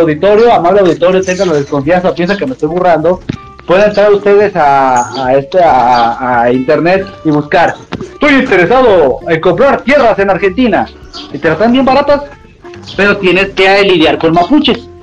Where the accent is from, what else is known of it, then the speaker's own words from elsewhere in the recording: Mexico; nosotros somos mexicanos